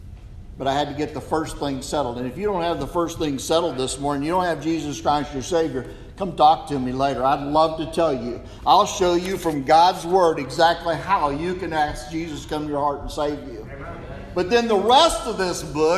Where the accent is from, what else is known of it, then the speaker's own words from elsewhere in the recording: southeast Kansas, United States; also born or lived in Samoa; I was raised in southeast Kansas farm communities